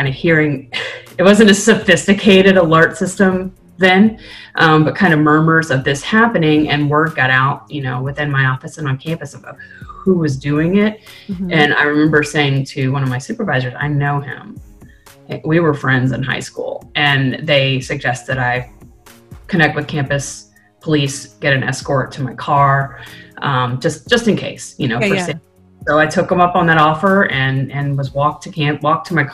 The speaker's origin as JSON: {"language": "English", "town": "Blacksburg", "region": "Virginia", "country": "United States", "tie": "born or raised there", "also_born_or_lived": "Norfolk, Virginia", "said": "Blacksburg, which is where Virginia Tech is my hometown. I moved there when I was a child. So I did middle school, high school, and then undergrad"}